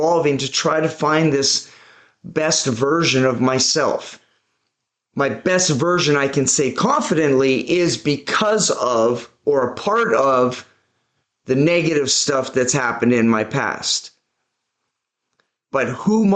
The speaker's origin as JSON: {"language": "English", "town": "Vancouver", "region": "British Columbia", "country": "Canada", "tie": "born or raised there", "said": "I was born and raised in Vancouver, British Columbia, Canada"}